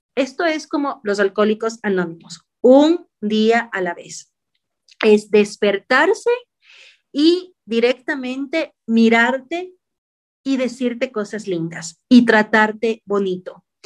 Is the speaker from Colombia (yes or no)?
no; Ecuador